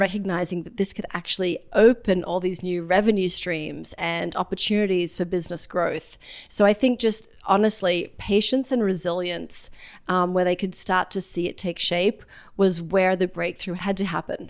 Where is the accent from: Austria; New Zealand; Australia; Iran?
Australia; now in New York City, United States; I'm from Australia originally, a pretty small town